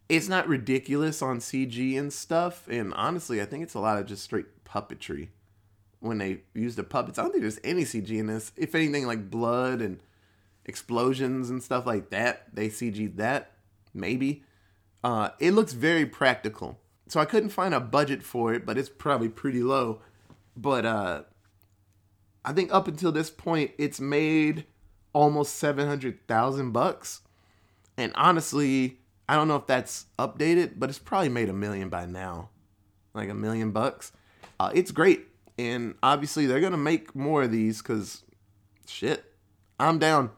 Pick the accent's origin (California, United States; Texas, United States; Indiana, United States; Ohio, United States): Texas, United States; as a Texan